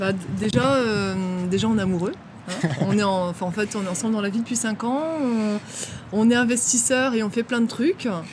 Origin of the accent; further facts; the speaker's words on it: Dunkirk, Hauts-de-France, France; je viens de Dunkerque dans le Nord